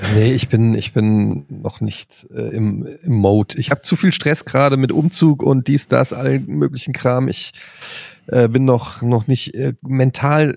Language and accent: German; Frankfurt, Hesse, Germany